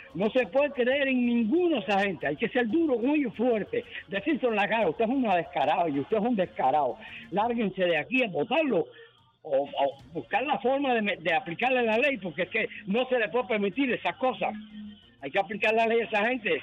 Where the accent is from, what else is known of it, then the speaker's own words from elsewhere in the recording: Cuba; moved away as an adult; now in United States; desde que salí de Cuba. Yo llevo aquí poquitos años, pero bueno, ya con 30 años en este país que llevo